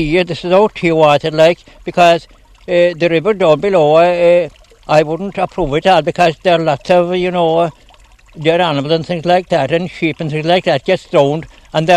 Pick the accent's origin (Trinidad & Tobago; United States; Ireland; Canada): Ireland; Glenlea, County Kerry, Munster; I never travelled outside the glen